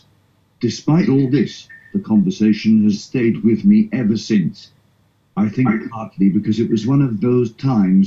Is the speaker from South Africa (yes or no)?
yes; South Africa; moved away as an adult; now in United Kingdom; I am originally from South Africa.